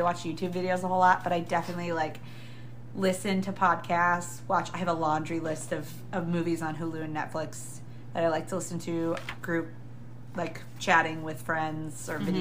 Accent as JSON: {"language": "English", "region": "Minnesota", "country": "United States", "said": "I'm from Minnesota"}